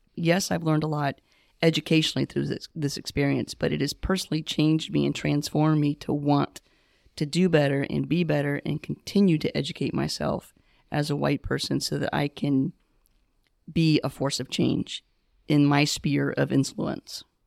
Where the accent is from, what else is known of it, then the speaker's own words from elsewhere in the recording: the South, United States; moved away as an adult; also born or lived in Connecticut; now in Charlotte, United States; I'm originally from the South